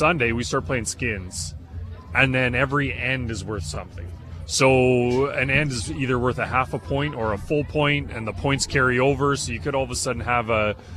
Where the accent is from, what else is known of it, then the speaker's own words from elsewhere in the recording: Manitoba, Canada; I'm from Manitoba